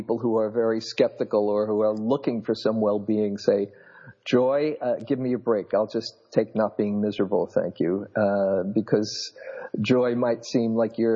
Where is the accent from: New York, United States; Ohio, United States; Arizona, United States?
New York, United States; moved away as an adult; now in California, United States; I grew up in New York, was a classroom teacher for a number of years in New York City schools